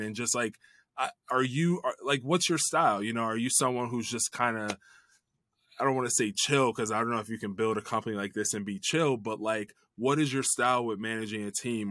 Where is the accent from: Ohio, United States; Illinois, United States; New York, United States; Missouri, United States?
Illinois, United States; Chicago; I grew up in the Chicago area